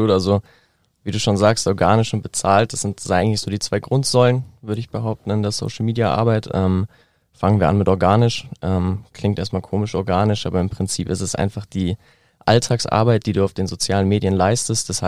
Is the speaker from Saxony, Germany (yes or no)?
no; Neuried, Bavaria, Germany; das Café Ford zum Beispiel, ähm, auch aus meiner, meinem Heimatdorf Neuried eben, ist mittlerweile aber auch an mehreren Standorten.